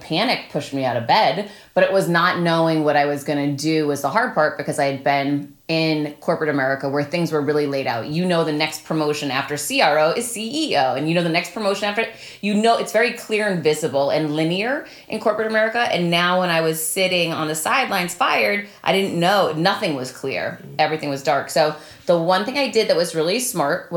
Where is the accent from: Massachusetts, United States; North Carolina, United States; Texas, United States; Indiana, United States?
Massachusetts, United States; Worcester; we grew up together in Worcester, Mass